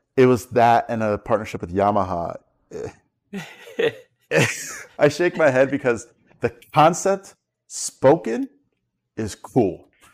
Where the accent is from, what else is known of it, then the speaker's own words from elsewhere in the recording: New York, United States; also born or lived in South Florida; now in Florida, United States; I'm a well-known local in South Florida, but I'm originally from New York